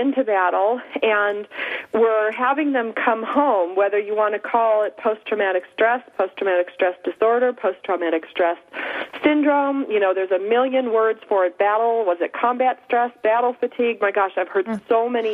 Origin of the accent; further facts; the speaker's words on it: Upper East Coast, United States; I'm from the Upper East Coast, too